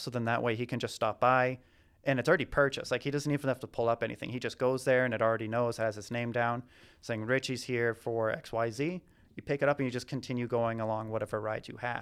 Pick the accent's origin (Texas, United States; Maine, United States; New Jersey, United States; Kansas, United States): Maine, United States; Southern; moved away as an adult; also born or lived in Boston / Nicaragua / Amazon, South America; now in Atlanta, United States; I'm originally from Southern Maine